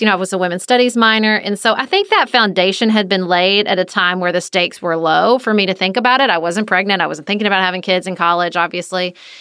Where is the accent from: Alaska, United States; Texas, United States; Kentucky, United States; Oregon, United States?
Kentucky, United States; Paducah; moved away as an adult; also born or lived in Washington, D.C.; I moved back to my hometown of Paducah